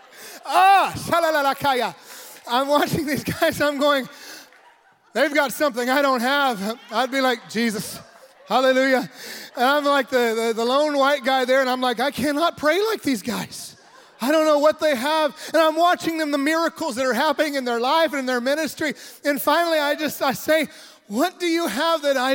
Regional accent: United States; moved away as an adult; now in Mexico; I am American. I love my country. I'm also Mexican. I love my Mexican country as well, my adopted nation

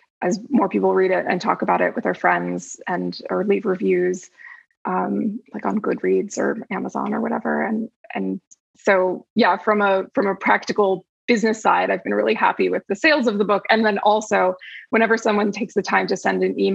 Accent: New Jersey, United States; moved away as an adult; now in Los Angeles, United States; I grew up in New Jersey, but I've been in LA for, I think, going on 13 years now

